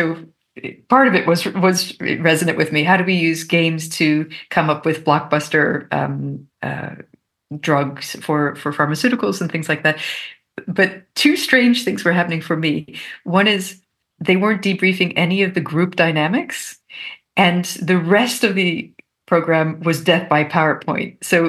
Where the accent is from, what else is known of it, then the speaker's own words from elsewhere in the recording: Maryland, United States; also born or lived in Mexico / Canada; I grew up in North America. And I actually grew up in the US, Mexico, and Canada, sort of moving around. And then we came back to Maryland when I was in middle school.